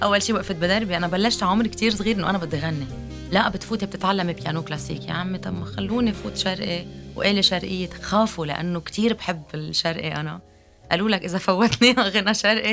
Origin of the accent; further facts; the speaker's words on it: Lebanon; أنا لبنانية